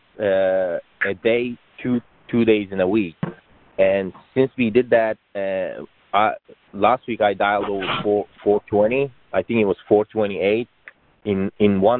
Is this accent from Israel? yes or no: no; Turkey; moved away as an adult; I'm originally from Turkey. I came here about 12 years ago for getting my computer engineering degree